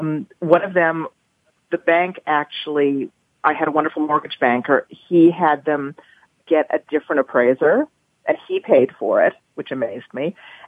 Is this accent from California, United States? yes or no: yes; Los Angeles, California, United States; now in New York, United States; I'm originally from Los Angeles, which is a very homogenous existence.